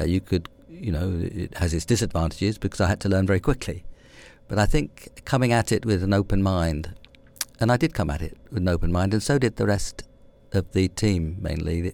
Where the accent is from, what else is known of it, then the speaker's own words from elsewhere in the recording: London, United Kingdom; also born or lived in Hammersmith, London; I grew up in West London, uh, a bit of West London called Brentford, having been born about three miles further to the centre. uh, in a place called Hammersmith.